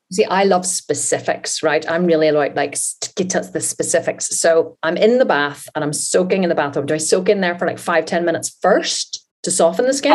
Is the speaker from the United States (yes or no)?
no; Ireland; We are Irish